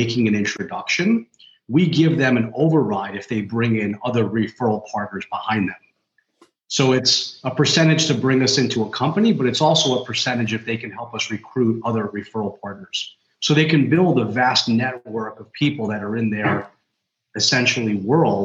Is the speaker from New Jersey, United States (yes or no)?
no; New York City, New York, United States; I'm like fifth generation in my family. We're all, you know, we're from New York.